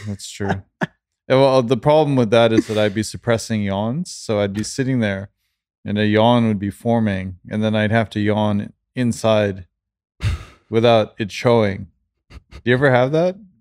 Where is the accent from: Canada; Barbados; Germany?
Canada; also born or lived in London / Stockholm / Sweden; now in Los Angeles, United States; I grew up in Canada